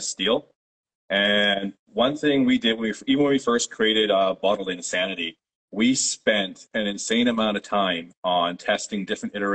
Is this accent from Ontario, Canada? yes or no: yes; Toronto, Ontario, Canada; first language Polish; English is a second language; I was born myself in Toronto, Canada, it was a few years after my parents immigrated. So actually, I grew up speaking Polish as my first language